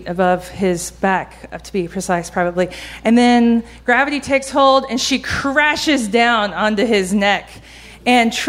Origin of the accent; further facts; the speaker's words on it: Georgia, United States; I grew up in Georgia